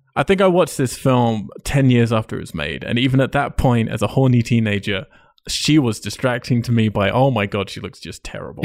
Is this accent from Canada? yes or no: no; England, United Kingdom; as an English person